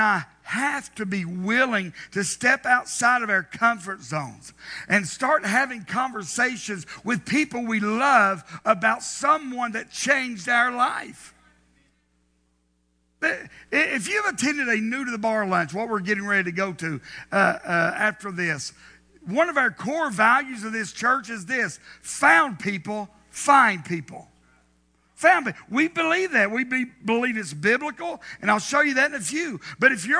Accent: the South, United States; Growing up in the South

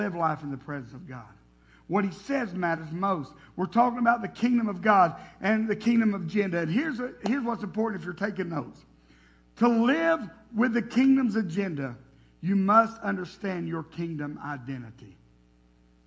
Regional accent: Tennessee, United States; I was born and raised in Tennessee.

